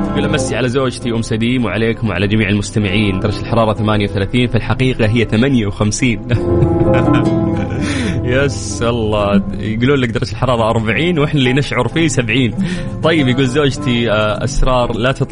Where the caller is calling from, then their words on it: Jordan; من الاردن متابعك بقوه